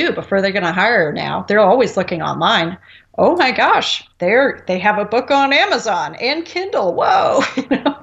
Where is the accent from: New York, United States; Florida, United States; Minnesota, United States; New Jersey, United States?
New Jersey, United States; I'm from New Jersey